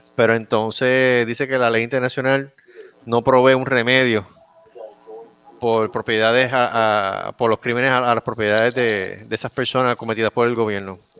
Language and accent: Spanish; Puerto Rico; mi pueblo